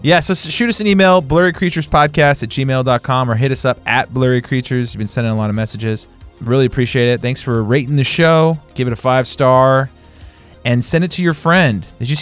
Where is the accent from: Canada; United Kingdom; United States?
United States; West Coast; moved away; I grew up on the West Coast, spent a lot of time with West Coast people.